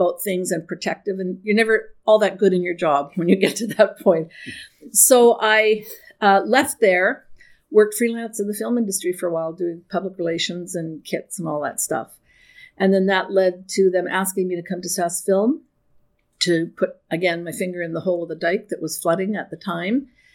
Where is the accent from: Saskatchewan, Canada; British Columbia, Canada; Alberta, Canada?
Saskatchewan, Canada; I grew up in Saskatchewan